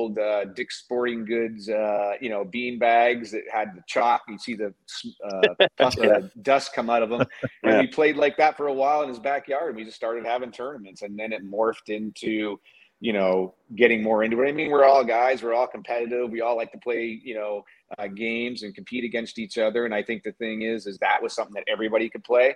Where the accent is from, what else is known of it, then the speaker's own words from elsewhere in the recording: Maine, United States; I'm a country boy. So I grew up in Maine